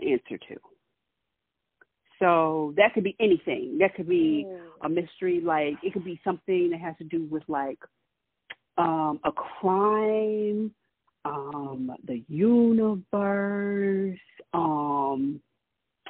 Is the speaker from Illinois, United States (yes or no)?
yes; Chicago, Illinois, United States; I'm originally from Chicago, so that's where I was born and raised